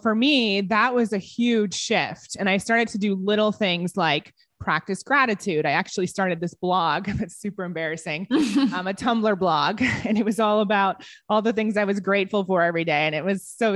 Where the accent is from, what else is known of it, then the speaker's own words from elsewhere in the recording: Ohio, United States; I grew up in Ohio